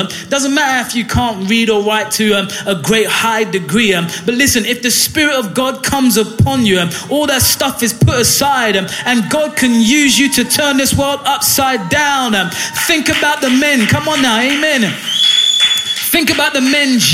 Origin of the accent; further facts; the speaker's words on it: Ghana; now in Hull, United Kingdom; where I'm from Ghana and many other West African countries